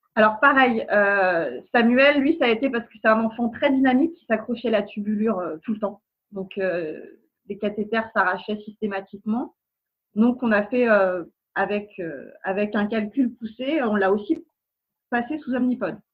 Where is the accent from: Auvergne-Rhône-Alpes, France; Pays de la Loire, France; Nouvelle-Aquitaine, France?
Pays de la Loire, France; Nantes; now in Seine-et-Marne, France; On est des Nantais expatriés en Ile-de-France